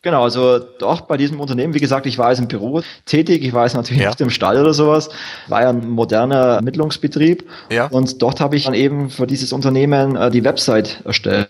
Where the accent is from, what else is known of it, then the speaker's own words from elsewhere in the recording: Wertingen, Bavaria, Germany; geboren bin ich im schönen, beschaulichen und schwäbischen Wertingen